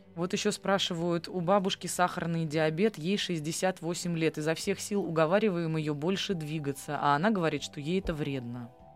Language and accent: Russian; Saint Petersburg, Russia; я выросла в городе на Неве, где очень мало йода в воде. И нам все время в детстве говорили, вот у вас у детей Петербурга